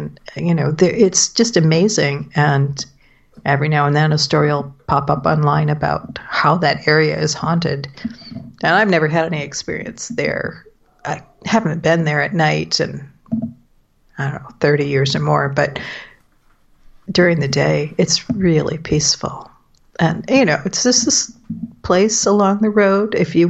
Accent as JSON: {"language": "English", "town": "Flint", "region": "Michigan", "country": "United States", "tie": "born or raised there", "said": "I grew up outside of Flint, Michigan"}